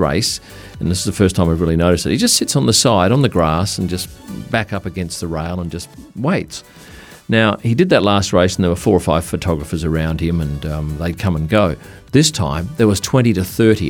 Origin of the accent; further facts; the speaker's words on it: Perth, Western Australia, Australia; I come from Perth, which is a windy city